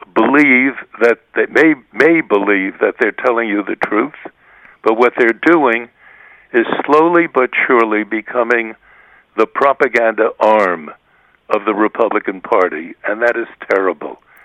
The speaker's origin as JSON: {"language": "English", "country": "United States", "tie": "born or raised there", "said": "those of us who have been raised um, in the United States as American reporters"}